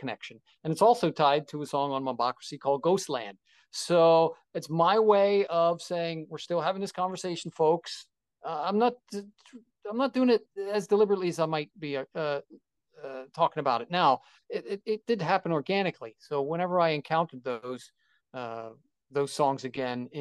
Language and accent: English; Philadelphia, Pennsylvania, United States; I'm from Philadelphia